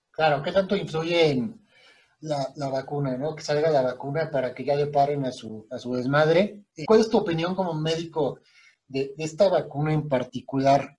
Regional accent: Querétaro, Mexico; also born or lived in Mexico City; yo llegué de México a vivir a Querétaro

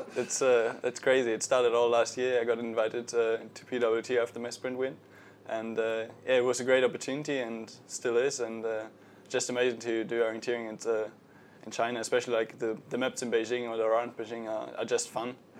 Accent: Dortmund, North Rhine-Westphalia, Germany; I come from a rather big town, Dortmund.

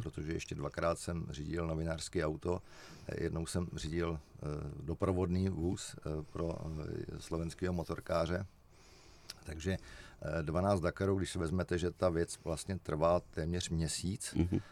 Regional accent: Czechia

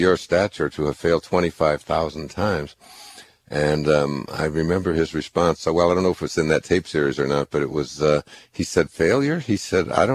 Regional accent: Michigan, United States; I grew up in Michigan

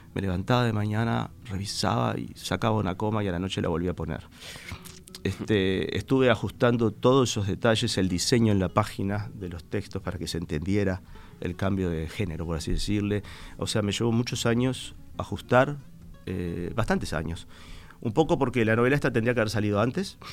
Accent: Montevideo, Uruguay; yo me siento una persona de Sayago, aunque no nací exactamente en Sayago, desde muy chiquito me fui a Sayago.

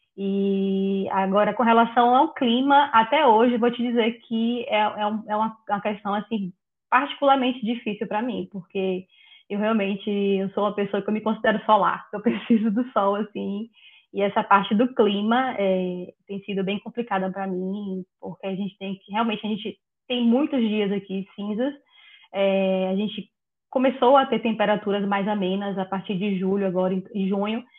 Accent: Bahia, Brazil; moved away as an adult; now in Netherlands; venho da Bahia, né, acostumada com sol

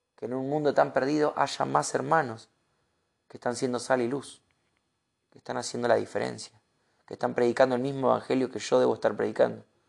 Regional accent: Argentina; Uno, como argentino

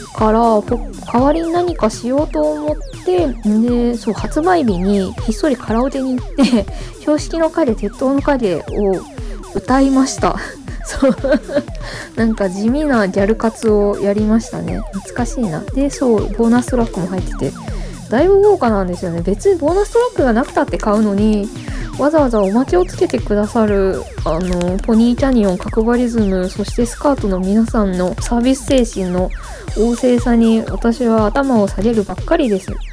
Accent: Onomichi, Hiroshima, Japan; moved away; also born or lived in Fukuyama; 私の地元が、まあ、広島県尾道市で私中学高校は隣の福山市の女子校に通っていたんですけど

